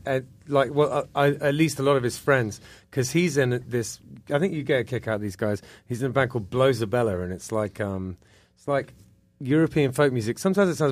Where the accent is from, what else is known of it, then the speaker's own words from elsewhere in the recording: England, United Kingdom; I'm English